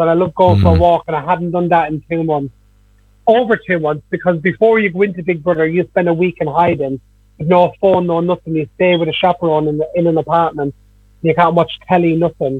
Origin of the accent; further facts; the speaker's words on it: Dublin, Leinster, Ireland; I was mostly in my hometown, so the whole of Ballymun